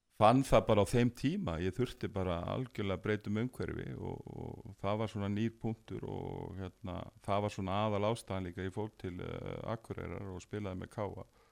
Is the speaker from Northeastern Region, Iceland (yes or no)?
no; Garðabær, Capital Region, Iceland; ég hérna eh, ólst upp í Garðabæ